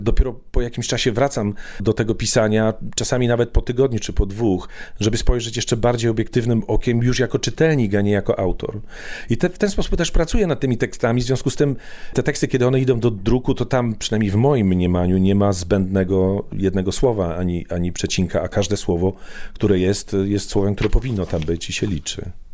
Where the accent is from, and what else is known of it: Poland; moved away as an adult; now in London, United Kingdom